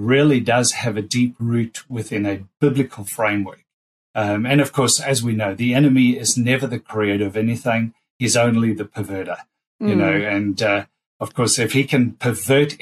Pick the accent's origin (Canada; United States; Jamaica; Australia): Australia; being Australian